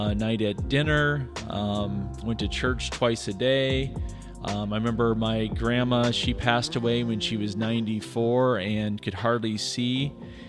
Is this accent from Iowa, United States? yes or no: yes; Iowa, United States; moved away as an adult; also born or lived in Northern Michigan; now in California, United States; I grew up in Iowa, grew up with my parents were both teachers as well